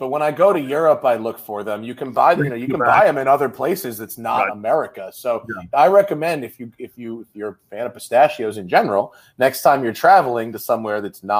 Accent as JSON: {"language": "English", "area": "Westchester County", "region": "New York", "country": "United States", "tie": "born or raised there", "also_born_or_lived": "Venice Beach, California", "moved": "yes", "lives_now": "Los Angeles, United States", "said": "Well, I'm in Venice Beach, California, LA. But I grew up in Westchester County, New York."}